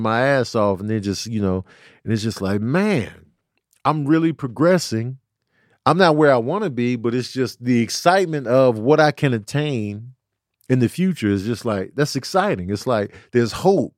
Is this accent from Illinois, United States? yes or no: yes; Chicago, Illinois, United States; moved away; also born or lived in New Mexico; growing up in Chicago and then moving to New Mexico